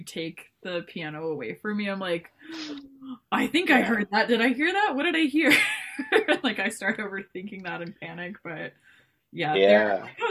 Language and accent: English; Houston, Texas, United States; moved away; I was born in Houston